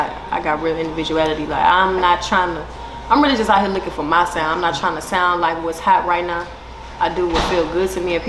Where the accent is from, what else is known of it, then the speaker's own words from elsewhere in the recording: Houston, Texas, United States; also born or lived in Conroe, Texas; I'm from the north side, Houston, Texas, born and raised.